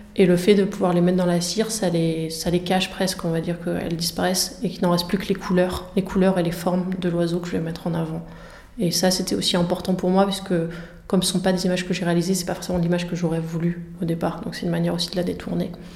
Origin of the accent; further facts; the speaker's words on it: Somme, Hauts-de-France, France; des marais de la Somme, donc dont je, enfin, région dont je suis originaire